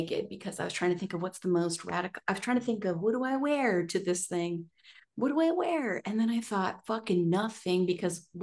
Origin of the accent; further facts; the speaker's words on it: United States; I'm from America.